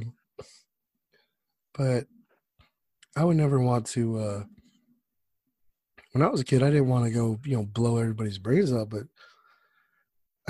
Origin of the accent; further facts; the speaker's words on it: Whittier, California, United States; moved away as an adult; I grew up in Whittier